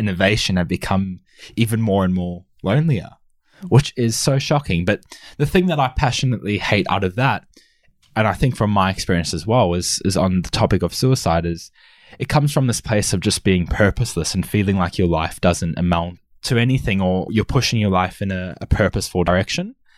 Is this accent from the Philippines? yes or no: no; Australia; also born or lived in South Africa; I'm originally from South Africa and moved to Australia with my family at the age of six or seven